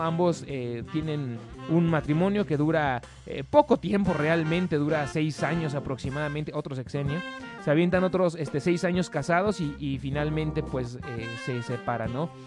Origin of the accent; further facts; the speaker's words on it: Mexico; Nosotros como mexicanos